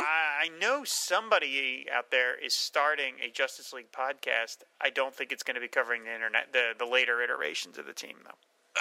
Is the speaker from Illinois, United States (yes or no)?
no; New Jersey, United States; I'm from New Jersey